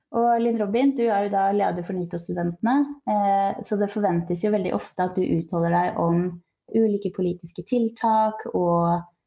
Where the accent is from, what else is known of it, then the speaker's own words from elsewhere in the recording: Skien, Telemark, Norway; moved away; Jeg er egentlig fra Skien